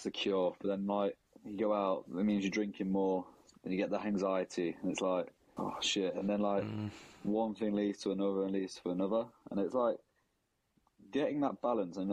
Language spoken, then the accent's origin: English; Nottingham, East Midlands, United Kingdom; now in London, United Kingdom; I'm from Nottingham, grew up in Nottingham. I live in London now.